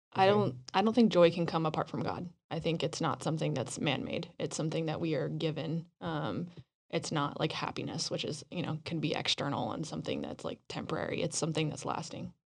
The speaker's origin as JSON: {"language": "English", "town": "Roswell", "region": "New Mexico", "country": "United States", "tie": "born or raised there", "moved": "yes", "said": "I grew up in Roswell"}